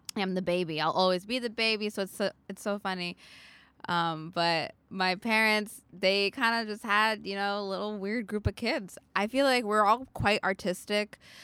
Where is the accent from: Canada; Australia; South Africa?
Canada; Vancouver, British Columbia; I'm from Vancouver, so the west side of Canada.